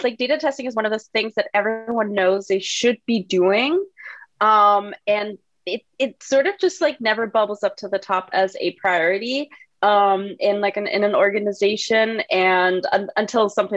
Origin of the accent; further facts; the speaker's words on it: Germany; moved away; I'm not from the U.S. I'm from Germany originally